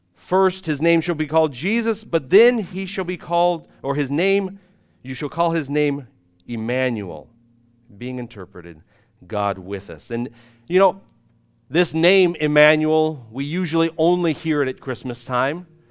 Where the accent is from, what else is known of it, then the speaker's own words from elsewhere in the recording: United States; moved away as an adult; now in Irpin, Ukraine; us being ignorant American missionaries